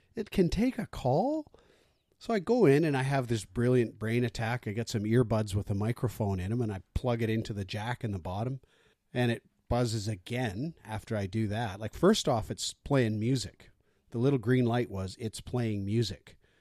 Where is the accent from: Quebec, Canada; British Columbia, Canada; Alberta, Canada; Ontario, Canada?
British Columbia, Canada; we're average British Columbians